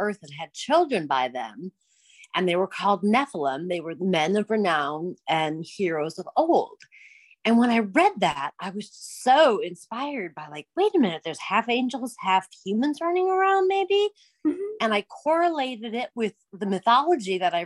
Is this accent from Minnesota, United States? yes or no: yes; Minnesota, United States; I'm from Minnesota